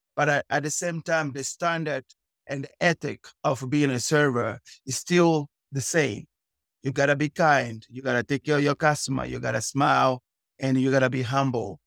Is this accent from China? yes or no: no; Cape Town, Western Cape, South Africa; moved away as an adult; also born or lived in Luanda, Angola; now in Katy, United States; I was born in Angola and Luanda. I was raised in okay. South Africa, Cape Town.